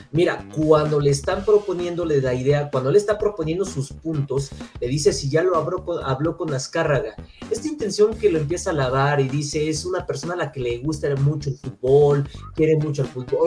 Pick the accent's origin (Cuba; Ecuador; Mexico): Mexico; como aficionado mexicano